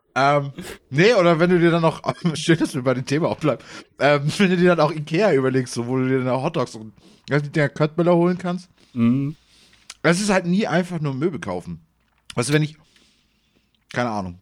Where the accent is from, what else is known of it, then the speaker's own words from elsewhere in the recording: Bad Segeberg, Schleswig-Holstein, Germany; ich komme ja aus Segeberg, die Gegend